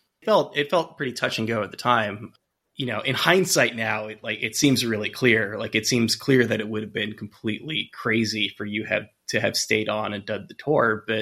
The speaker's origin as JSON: {"language": "English", "town": "San Francisco", "region": "California", "country": "United States", "also_born_or_lived": "Queens, New York", "moved": "yes", "lives_now": "New York, United States", "said": "I'm from California. I'm from San Francisco originally and live out here now."}